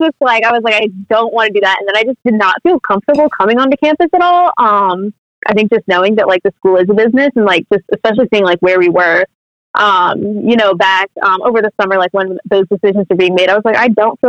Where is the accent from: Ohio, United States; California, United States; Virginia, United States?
Virginia, United States; Fairfax; I'm calling in from Fairfax, Virginia.